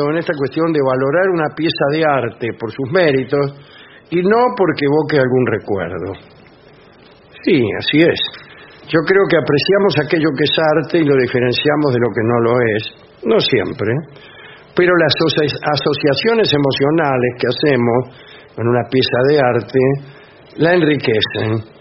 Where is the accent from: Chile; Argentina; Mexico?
Argentina; la felicidad de ser argentino